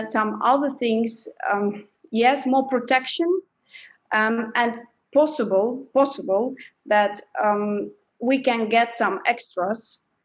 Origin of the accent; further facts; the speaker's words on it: Belgium; I'm from Belgium, I live in Belgium